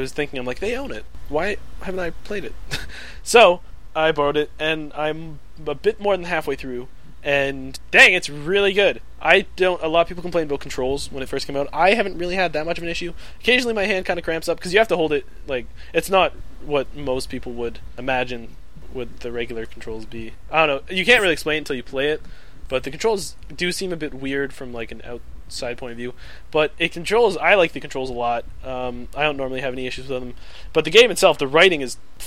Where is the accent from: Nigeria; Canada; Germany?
Canada; I'm a Canadian